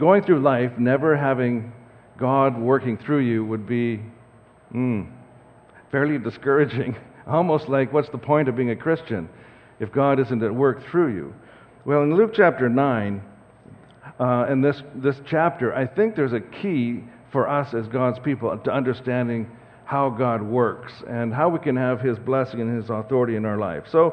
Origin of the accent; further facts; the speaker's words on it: Saskatoon, Saskatchewan, Canada; now in Langley, Canada; So my wife and I grew up in Saskatoon, and we have prairie roots